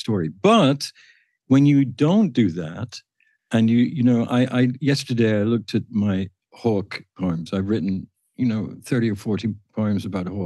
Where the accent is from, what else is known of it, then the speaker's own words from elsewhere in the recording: the industrial part of England, United Kingdom; moved away; Where I grew up in England, in the industrial part of England